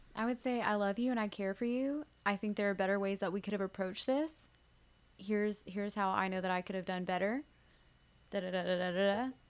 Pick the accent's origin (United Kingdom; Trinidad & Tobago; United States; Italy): United States; Woodbury; I'm from Woodbury